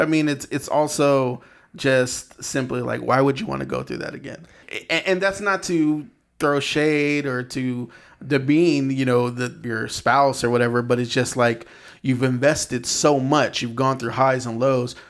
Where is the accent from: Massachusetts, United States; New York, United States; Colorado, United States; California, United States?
California, United States; San Bernardino; moved away as an adult; now in Los Angeles, United States; I grew up in San Bernardino